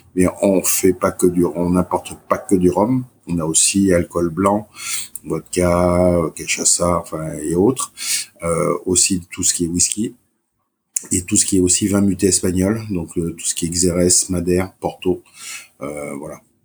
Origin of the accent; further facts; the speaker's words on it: Martinique; je suis originaire de Martinique